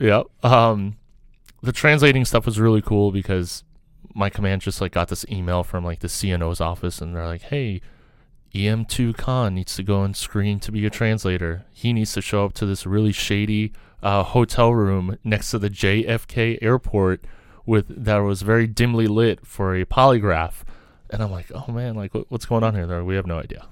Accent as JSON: {"language": "English", "town": "New York City", "region": "New York", "country": "United States", "tie": "born or raised there", "also_born_or_lived": "Kazakhstan / Soviet Union", "said": "Grew up in New York, you know, grew up in New York City"}